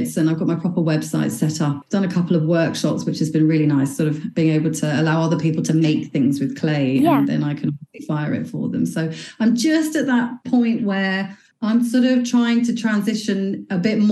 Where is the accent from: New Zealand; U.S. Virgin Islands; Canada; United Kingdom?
United Kingdom; England; moved away as an adult; also born or lived in Dubai; now in Belfast, United Kingdom; I'm actually originally from England. I moved over here in 2005, so I've lived here for quite a while.